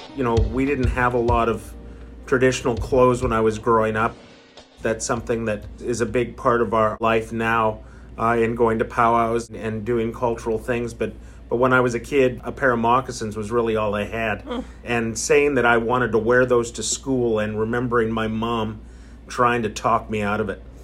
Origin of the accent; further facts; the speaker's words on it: Abbotsford, British Columbia, Canada; also born or lived in Cache Creek, British Columbia; I come from the Bonaparte First Nation in Cache Creek, British Columbia, but grew up in Abbotsford, went to school in Abbotsford